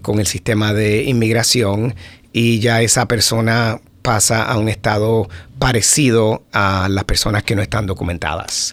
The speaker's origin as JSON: {"language": "Spanish", "country": "Puerto Rico", "tie": "born or raised there", "also_born_or_lived": "Florida, United States", "moved": "as an adult", "lives_now": "Howard County, United States", "said": "yo nací en Puerto Rico"}